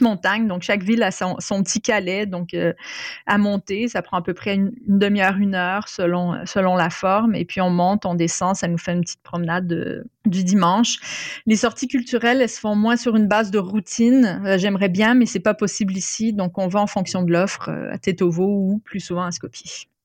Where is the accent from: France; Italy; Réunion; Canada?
Canada; Quebec; moved away; mon enfance euh, au Québec